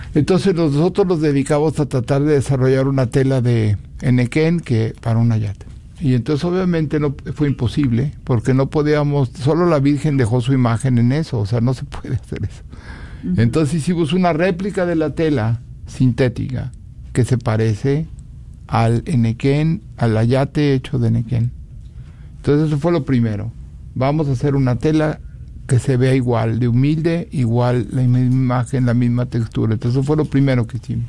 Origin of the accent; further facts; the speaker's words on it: Celaya, Guanajuato, Mexico; now in Dallas, United States; yo soy de Celaya, Guanajuato